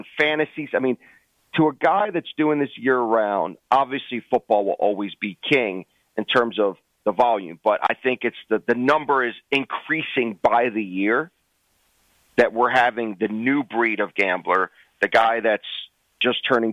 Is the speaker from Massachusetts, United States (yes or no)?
no; Maryland, United States; I went to the one in my hometown last year, the Caves Valley